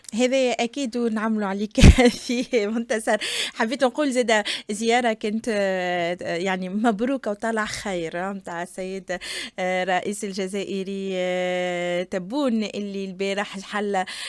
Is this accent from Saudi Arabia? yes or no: no; Tunisia; نحن كشعب تونسي